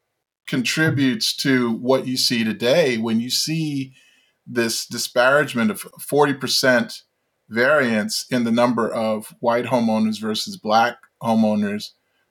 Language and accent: English; Baltimore, Maryland, United States; growing up in Baltimore